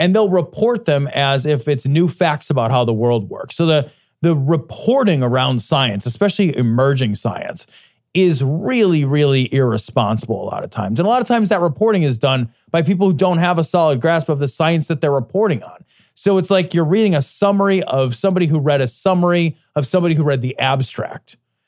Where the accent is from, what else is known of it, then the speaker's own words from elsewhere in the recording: Ireland; well, I'm Irish, like, my horn's not going to be that big.